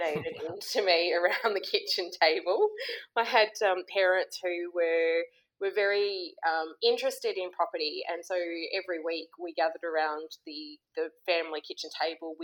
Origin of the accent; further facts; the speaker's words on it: Sydney, New South Wales, Australia; I grew up in Sydney